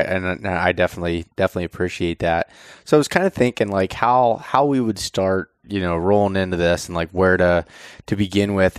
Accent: the East, Eastern United States, United States; growing up in the East

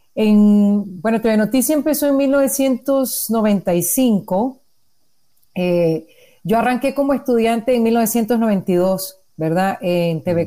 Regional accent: Nicaragua; soy periodista independiente nicaragüense

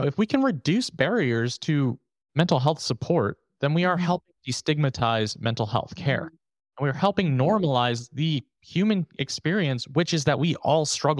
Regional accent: New York, United States; I'm from New York.

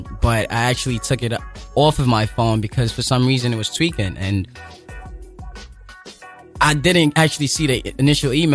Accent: Lagos, Nigeria; now in New York City, United States; I was born and raised in Lagos, Nigeria

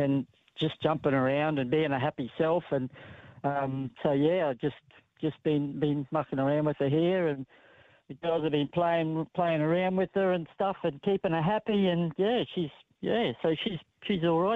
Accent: Queensland, Australia; I'm coming from Queensland. Queenslander through and through

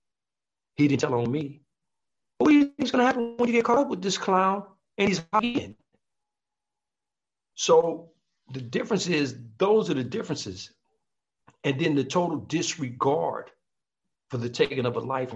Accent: Compton, California, United States; We're the guys from Compton

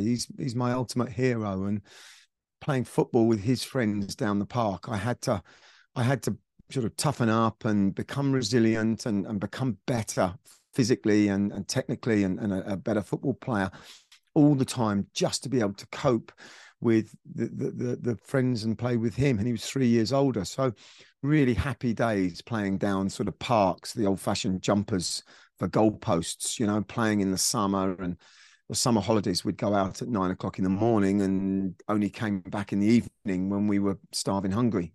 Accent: Surrey, South East England, United Kingdom; a very privileged, um, um, um, background growing up in Surrey

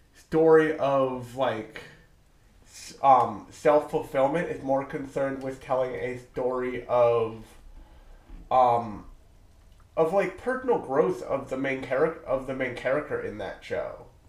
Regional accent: New Jersey, United States; I am from New Jersey the pharmaceutical capital of the United States.

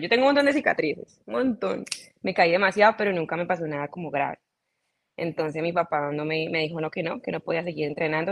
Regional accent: Cali, Valle del Cauca, Colombia; yo soy colombiana, soy caleña, mis papás también son caleños. Eh, así que nací, crecí, mejor dicho, eh, me desarrollé todo eh, en Cali, toda mi vida

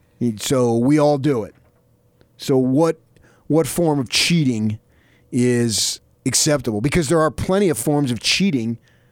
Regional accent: New Jersey, United States; moved away; I grew up in Jersey.

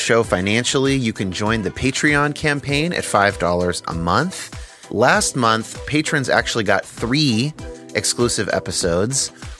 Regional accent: United States; And isn't it convenient that I was raised in the United States, and so I'm more likely to think that Christianity is correct?

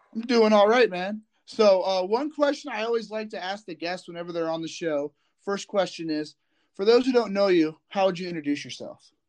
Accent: Indiana, United States; I'm from Indiana

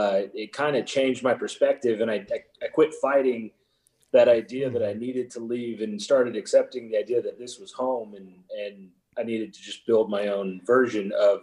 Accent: United States; I grew up here. I was born here. I've tried to leave here. I can never stay away long enough, so I just decided to make it home. My family has been here since the late 1800s. I'm a fifth generation Reno

